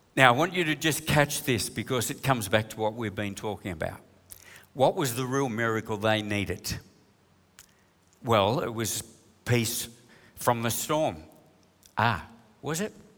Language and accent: English; New South Wales, Australia; We're from New South Wales